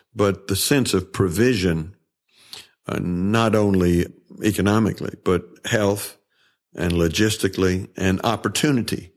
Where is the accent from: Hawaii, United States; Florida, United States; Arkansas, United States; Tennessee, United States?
Tennessee, United States; moved away as an adult; also born or lived in New York / California; I grew up in Tennessee and grew up in the church.